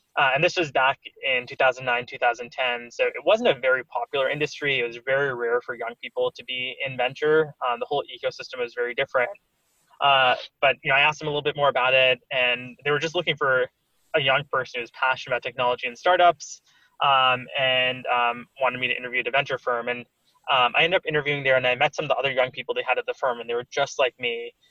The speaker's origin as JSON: {"language": "English", "town": "Stamford", "region": "Connecticut", "country": "United States", "tie": "born or raised there", "also_born_or_lived": "Cambridge, Massachusetts / Mountain View, California", "moved": "as an adult", "lives_now": "New York City, United States", "said": "I grew up in Stamford, Connecticut. Um, uh, so pretty close to New York City, where I'm based now"}